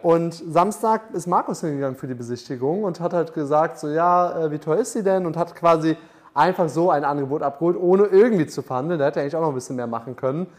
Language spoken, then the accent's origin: German; Munich, Bavaria, Germany; moved away; ich komme aus München